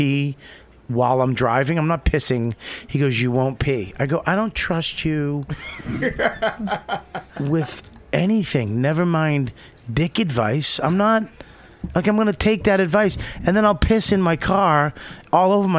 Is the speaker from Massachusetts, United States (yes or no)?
yes; Boston, Massachusetts, United States; moved away; my hometown